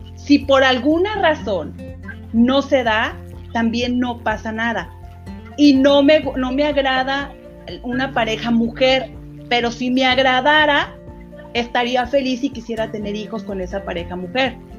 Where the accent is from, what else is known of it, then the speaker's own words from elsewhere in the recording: Durango, Mexico; moved away; yo soy de Durango, entonces el venirme para acá, por ejemplo, en esos momentos en que sufría porque dejaba todo, dejaba a mis amigos, mi escuela, todo